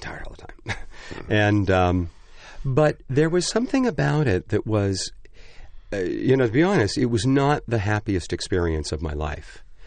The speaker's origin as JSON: {"language": "English", "town": "Pasadena", "region": "California", "country": "United States", "tie": "born or raised there", "said": "I grew up right near the Pasadena Playhouse"}